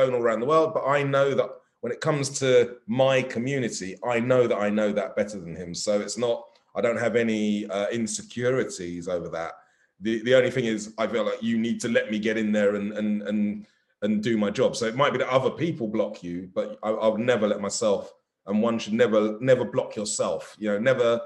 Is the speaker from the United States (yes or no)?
no; United Kingdom; also born or lived in Wandsworth, London; being British